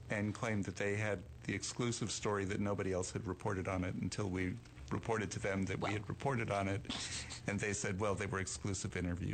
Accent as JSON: {"language": "English", "region": "New York", "country": "United States", "tie": "born or raised there", "moved": "yes", "lives_now": "Dallas, United States", "said": "I grew up in New York."}